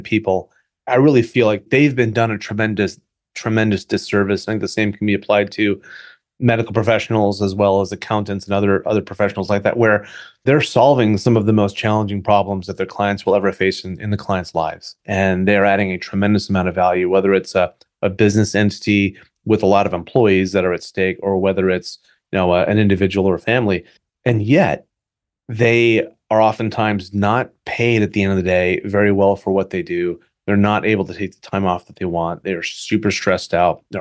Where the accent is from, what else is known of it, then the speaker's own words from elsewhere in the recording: New Jersey, United States; now in California, United States; I was born in New Jersey.